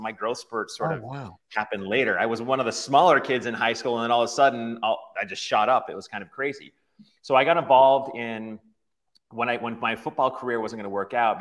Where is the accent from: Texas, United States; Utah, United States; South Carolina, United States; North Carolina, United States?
Utah, United States; Farmington; I was born and raised in Utah, Farmington, Utah, which is just about 20 miles or so north of Salt Lake City, Utah